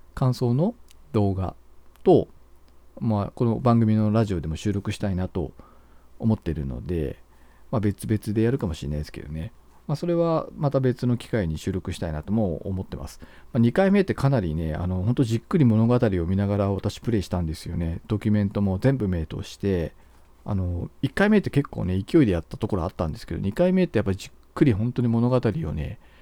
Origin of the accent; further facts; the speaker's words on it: Hokkaido, Japan; 道民なんですけど